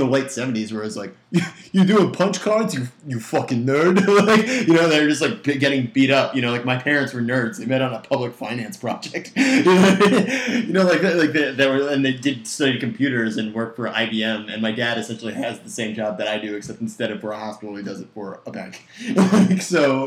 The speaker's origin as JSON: {"language": "English", "area": "Westchester County", "region": "New York", "country": "United States", "tie": "born or raised there", "said": "I grew up in Westchester County"}